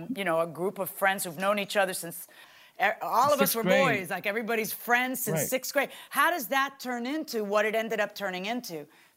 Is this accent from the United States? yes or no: no; Cuba; You're talking to a Cuban.